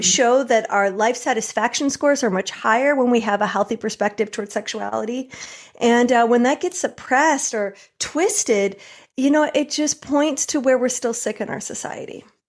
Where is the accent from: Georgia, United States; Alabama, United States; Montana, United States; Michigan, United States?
Michigan, United States; also born or lived in New York; now in California, United States; I grew up in Michigan